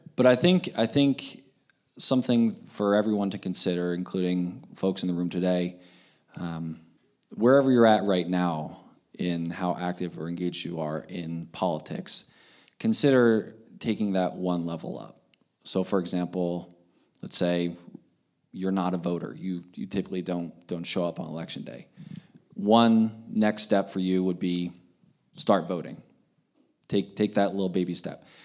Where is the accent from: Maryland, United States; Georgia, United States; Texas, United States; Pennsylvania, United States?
Pennsylvania, United States; moved away as an adult; now in Montana, United States; I grew up in Pennsylvania. Uh, lived there my, my entire childhood and adolescence